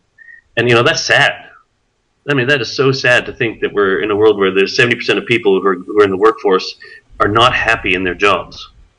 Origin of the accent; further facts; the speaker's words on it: Canada; born there; moved away; also born or lived in Australia / New Guinea; My folks actually, as I'm Canadian born, moved to Australia in 81, and I moved with them. But long story short, flipped back and forth between Australia, Canada, New Guinea.